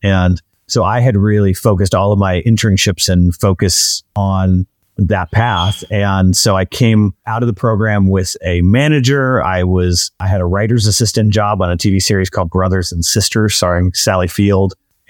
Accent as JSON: {"language": "English", "region": "Pacific Northwest", "country": "United States", "tie": "born or raised there", "lives_now": "Los Angeles, United States", "said": "So I grew up in the Pacific Northwest. I didn't know anyone in the movie business."}